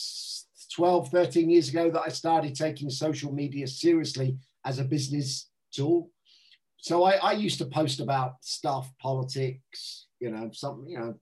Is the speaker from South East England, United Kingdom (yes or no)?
yes; Southampton, South East England, United Kingdom; born or raised there; moved away as an adult; also born or lived in London